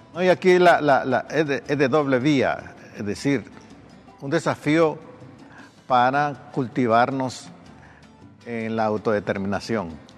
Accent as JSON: {"language": "Spanish", "country": "Honduras"}